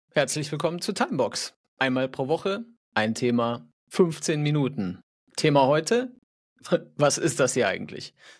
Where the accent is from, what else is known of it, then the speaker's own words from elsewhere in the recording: North Rhine-Westphalia, Germany; now in Fahrenzhausen, Germany; Ich komme eigentlich aus Nordrhein-Westfalen.